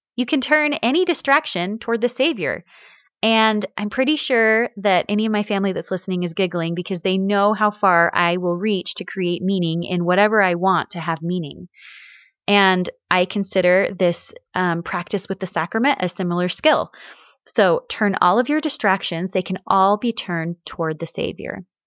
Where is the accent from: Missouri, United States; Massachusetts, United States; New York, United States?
Missouri, United States; moved away; also born or lived in Washington; where I grew up in Missouri